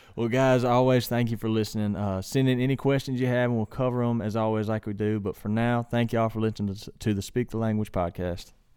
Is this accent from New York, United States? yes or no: no; Mississippi, United States; primarily where I grew up in Mississippi is flat.